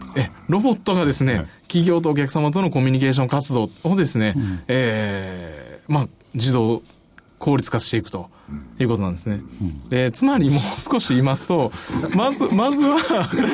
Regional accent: Osaka, Japan; also born or lived in Nara; now in Kyoto, Japan; 奈良生まれ、大阪育ちで、今現在京都在住

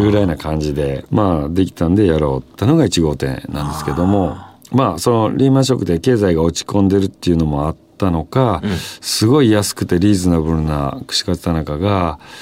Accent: Osaka, Japan; moved away; 私自身も大阪出身ですし

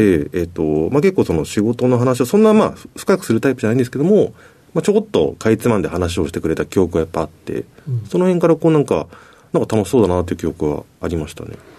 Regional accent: Tokyo, Japan; also born or lived in Osaka; 小学校3年生の時に、あの、町市の転勤で東京来まして

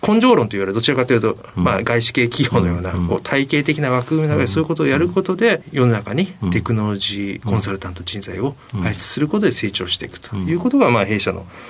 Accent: Sasebo, Nagasaki, Japan; 佐世保市出身です。

